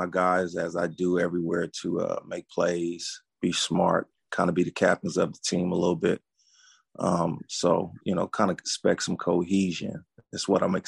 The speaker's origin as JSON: {"language": "English", "town": "Los Angeles", "region": "California", "country": "United States", "tie": "born or raised there", "moved": "as an adult", "said": "I'm originally from Los Angeles, a little bit deeper than that. I was born in Watts, moved a little bit through South Central Los Angeles, went to high school and junior college in Los Angeles"}